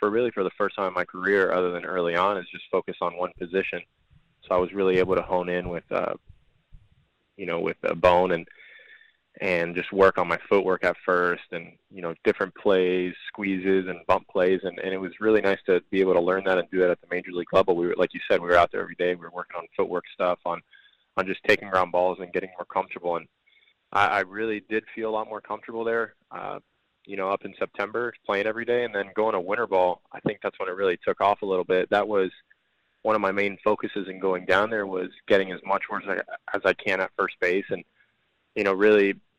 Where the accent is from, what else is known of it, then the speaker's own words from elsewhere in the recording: Miami, Florida, United States; first language Spanish; English is a second language; my hometown team